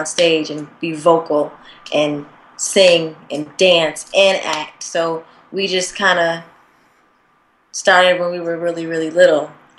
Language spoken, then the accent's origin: English; Springfield, Massachusetts, United States; moved away; also born or lived in Atlanta, Georgia; Atlanta, but I'm originally from Springfield, Massachusetts. So I would get yelled at if I didn't claim my original city, Springfield, Mass. But I learned a lot in Atlanta. I kind of did 50-50 with both cities